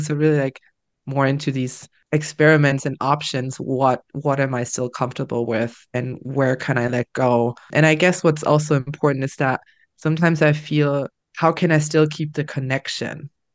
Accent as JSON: {"language": "English", "country": "Germany", "moved": "yes", "lives_now": "Netherlands", "said": "we are traveling back to my home country, Germany. We're traveling back to Berlin"}